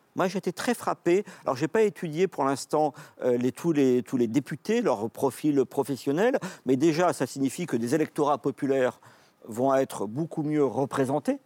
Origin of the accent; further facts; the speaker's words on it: France; on est français